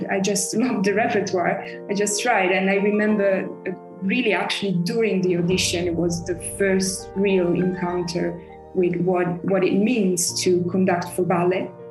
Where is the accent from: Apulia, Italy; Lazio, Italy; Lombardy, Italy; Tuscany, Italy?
Tuscany, Italy; Florence; moved away as an adult; also born or lived in Paris, France / Germany / Michigan, United States; now in London, United Kingdom; Florence. I was born in Paris, actually.